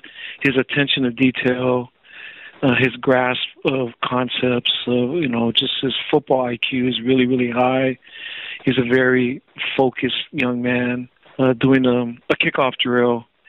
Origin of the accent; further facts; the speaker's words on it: Hawaii, United States; just growing up on the North Shore, there's not much else to do but to play sports.